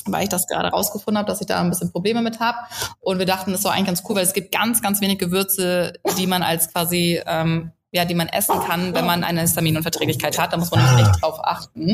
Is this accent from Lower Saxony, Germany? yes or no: yes; south of Hamburg, Lower Saxony, Germany; moved away as an adult; also born or lived in Munich; ich komme ursprünglich aus Hamburg, aber ich komme aus dem Süden von Hamburg, ja. offiziell ist es Niedersachsen, also an der Grenze ja. aufgewachsen.